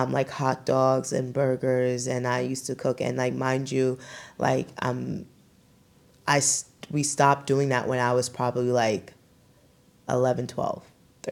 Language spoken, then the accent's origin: English; New York City, New York, United States; I was born in Brooklyn. Good old Brooklyn, New York.